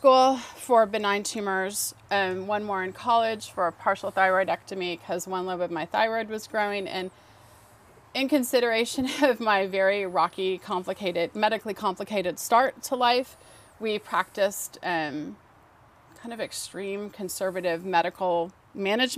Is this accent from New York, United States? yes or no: no; Los Angeles, California, United States; also born or lived in Van Nuys, California; I was born in Van Nuys, California, in the San Fernando Valley, which is a suburb northwest of Los Angeles, and I grew up at the end of that valley, the northwest end in Canoga Park, or what was later called West Hills